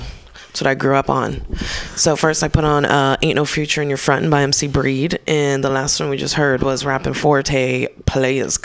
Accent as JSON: {"language": "English", "town": "East Palo Alto", "region": "California", "country": "United States", "tie": "born or raised there", "also_born_or_lived": "San Francisco", "said": "I'm from the Bay. I grew up in East Palo Alto, which is essentially a mini Oakland"}